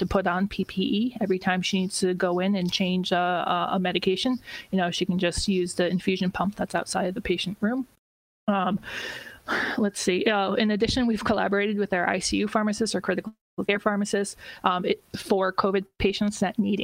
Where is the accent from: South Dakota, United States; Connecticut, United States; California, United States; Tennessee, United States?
Connecticut, United States; now in Boston, United States; I grew up in Connecticut